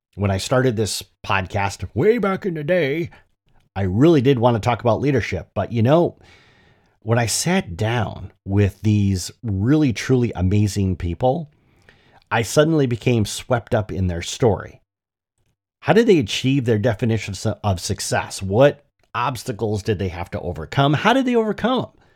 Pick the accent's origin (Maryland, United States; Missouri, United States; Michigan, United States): Michigan, United States; moved away; I've returned to my native Michigan, and I'm looking to reconnect with my home state